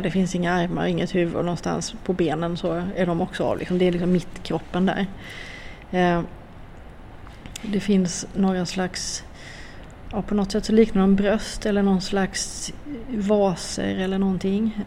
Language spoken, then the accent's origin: Swedish; Jämjö, Blekinge, Sweden; jag kommer ju från Blekinge, jag är från, eh, utanför Karlskrona, jag är uppvuxen i Jämjö och Torhamn